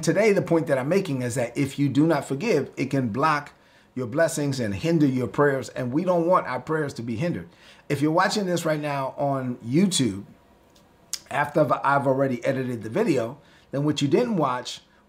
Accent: New York City, New York, United States; I'm from Brooklyn. That's how I talk

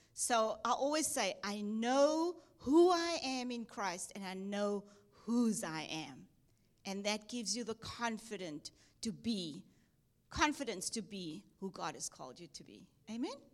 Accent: Cape Town, Western Cape, South Africa; moved away as an adult; also born or lived in Durban, South Africa / Texas, United States; I was born in South Africa, Cape Town, South Africa, went to Durban, South Africa to study at Bible College

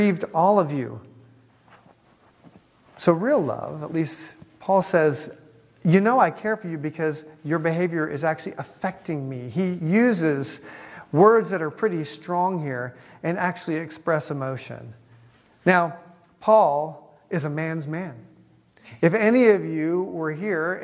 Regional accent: United States; I'm an American

